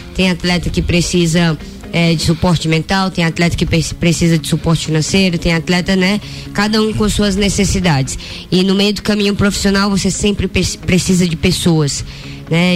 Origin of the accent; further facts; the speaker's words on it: Ceará, Brazil; moved away; Eu que sou nordestina, cearense, saí né, tão cedo de casa